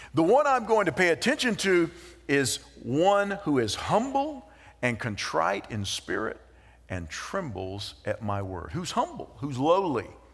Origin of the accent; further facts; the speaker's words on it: United States; we have dual citizenship, that we are American citizens